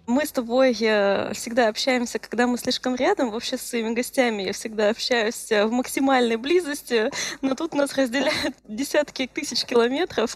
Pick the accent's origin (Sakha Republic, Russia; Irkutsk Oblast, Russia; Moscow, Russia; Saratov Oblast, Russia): Irkutsk Oblast, Russia; мы обе из Иркутской области